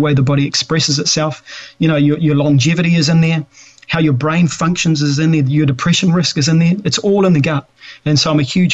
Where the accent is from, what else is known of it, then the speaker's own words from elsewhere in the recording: New Zealand; I'm a Kiwi guy